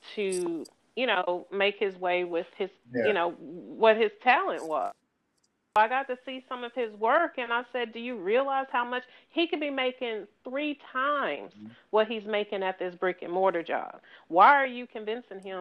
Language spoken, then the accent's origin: English; Arkansas, United States; also born or lived in Missouri; I was raised in Arkansas, but I was born in Missouri.